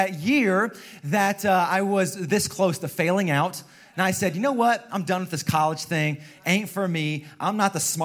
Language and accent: English; Indiana, United States; moved away as an adult; now in San Jose, United States; I hail from the state of Indiana, Midwest in the house.